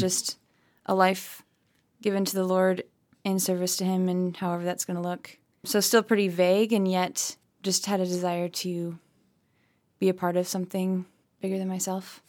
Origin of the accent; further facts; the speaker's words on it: Lansing, Michigan, United States; I was born in Lansing, and then I think when I was probably four or five years old, we moved to a farm. So now we live on a hobby farm